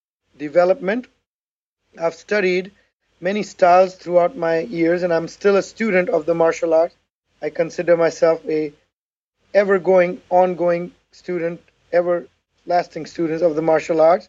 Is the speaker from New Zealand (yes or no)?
no; Pakistan; moved away as an adult; also born or lived in Houston, Texas; now in Pasadena, Texas, United States; the short little man who was born and raised in Pakistan, a third world country, and I migrated to United States of America in 1985